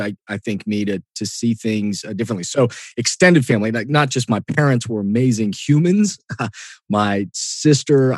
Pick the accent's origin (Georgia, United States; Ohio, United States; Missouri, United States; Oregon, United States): Ohio, United States; Columbus; also born or lived in Egypt; I'm born and raised in Columbus